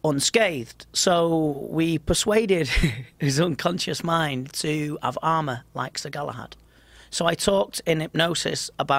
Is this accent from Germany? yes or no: no; England, United Kingdom; But polite, I'm English.